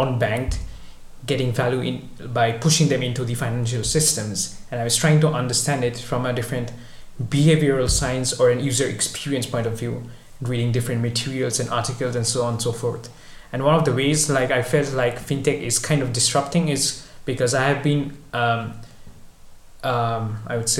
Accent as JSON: {"language": "English", "town": "Kolkata", "region": "West Bengal", "country": "India", "tie": "born or raised there", "also_born_or_lived": "Milan, Italy / Netherlands", "moved": "as an adult", "said": "originally I'm from India, from a city called Kolkata, city of Mother Teresa, if everyone knows it, I guess. I grew up there, was raised there"}